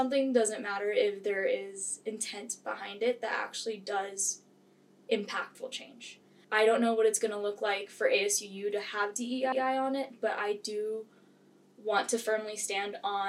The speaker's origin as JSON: {"language": "English", "country": "Philippines", "also_born_or_lived": "Hawaii", "said": "So I am actually from the Philippines"}